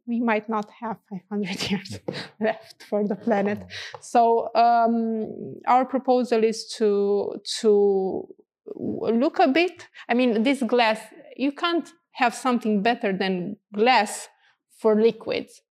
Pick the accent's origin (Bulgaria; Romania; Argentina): Romania; also born or lived in Canada; when I went back in Romania